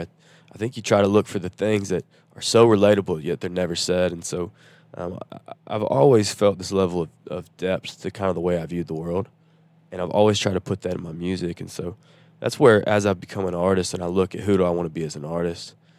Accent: Nashville, Tennessee, United States; also born or lived in Chattanooga, Tennessee; growing up in Nashville

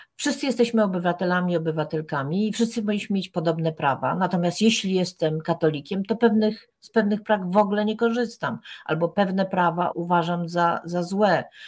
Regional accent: Poland; pochodzę z tak dziwacznego kraju, gdzie ministrowie słyszą płacz zamrażanych zarodków

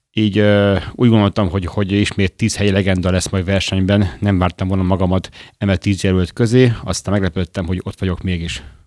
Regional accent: Gyöngyös, Heves, Hungary; moved away as an adult; also born or lived in Budapest / Jászberény / Madrid; now in Debrecen, Hungary; Budapesten születtem, de gyermekkoromban ö, ö, gyöngyösön éltem, Jászberényben és ismét gyöngyösen.

